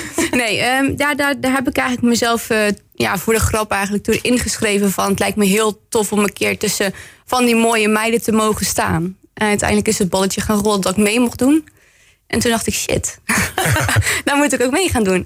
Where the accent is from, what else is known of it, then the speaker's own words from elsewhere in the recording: Bergen op Zoom, North Brabant, Netherlands; moved away as an adult; now in Roosendaal, Netherlands; ik ben geboren en getogen in Berg op